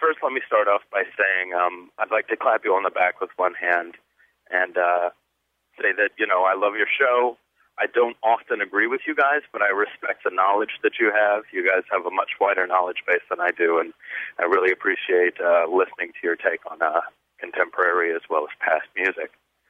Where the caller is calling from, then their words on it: Chicago, Illinois, United States; I'm calling from Chicago, Illinois.